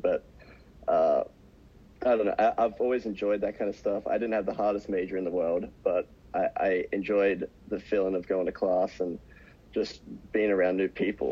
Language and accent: English; Australia; moved away as an adult; I grew up watching in Australia